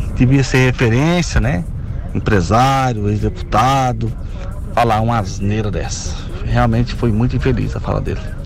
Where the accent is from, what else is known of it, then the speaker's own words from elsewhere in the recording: Jaraguá, Goiás, Brazil; now in Anápolis, Brazil; Eu sou de Jaraguá, sou cidadão anapolino